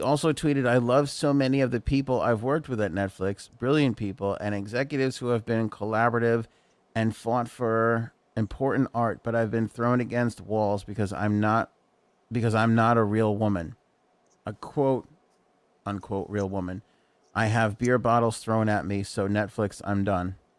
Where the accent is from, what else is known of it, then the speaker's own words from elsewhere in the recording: New York, United States; we grew up in New York.